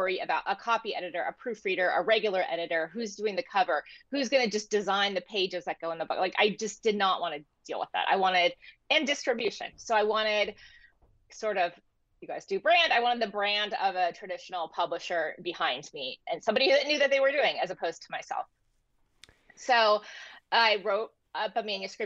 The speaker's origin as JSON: {"language": "English", "town": "San Diego", "region": "California", "country": "United States", "tie": "born or raised there", "said": "I am an author and I grew up in San Diego. I live in San Diego now."}